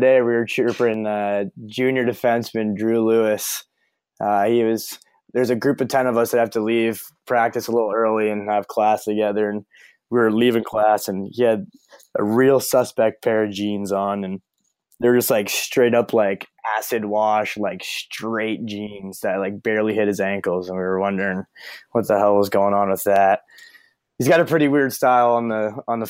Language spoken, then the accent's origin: English; Toronto, Ontario, Canada; moved away as an adult; also born or lived in Orangeville, Ontario; now in Burlington, United States; my hometown boys, the Leafs